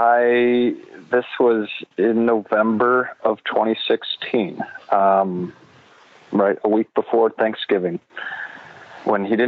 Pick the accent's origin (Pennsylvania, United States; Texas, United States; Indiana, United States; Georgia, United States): Indiana, United States; South Bend; moved away as an adult; also born or lived in Chicago western suburbs, Illinois; now in Chicago suburbs, United States; I'm born and raised in South Bend, Indiana. And now I live west suburbs of Chicago.